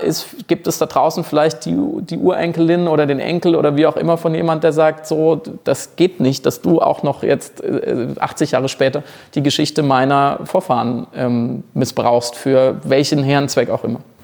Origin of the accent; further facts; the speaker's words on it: Germany; als, als Deutscher